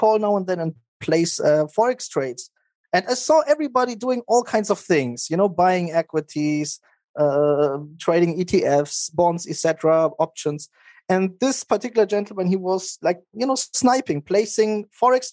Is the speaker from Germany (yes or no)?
yes; Germany; moved away as an adult; also born or lived in Maastricht, Netherlands / Spokane, United States / Nice, France; I grew up in Germany. I went to high school there.